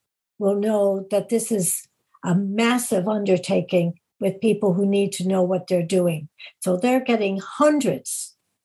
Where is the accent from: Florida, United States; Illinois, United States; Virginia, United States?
Illinois, United States; I'm from Illinois